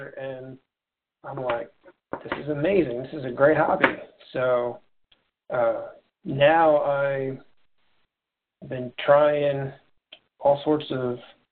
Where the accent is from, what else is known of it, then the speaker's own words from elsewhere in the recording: Indiana, United States; Born and raised in Indiana, and I live in Indianapolis now